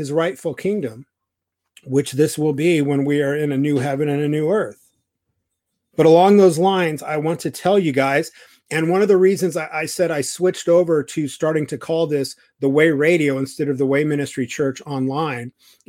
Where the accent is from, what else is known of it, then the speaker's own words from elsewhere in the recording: California, United States; I was raised in Orange County, California. It's very Republican. It's very right wing.